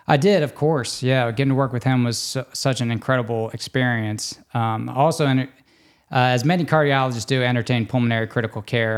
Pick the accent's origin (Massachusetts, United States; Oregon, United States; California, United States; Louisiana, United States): Louisiana, United States; Destrehan; moved away as an adult; also born or lived in New Orleans, Louisiana / Texas / Baltimore, Maryland / New York; I grew up in Destrahan, Louisiana, kind of between Homa, where we work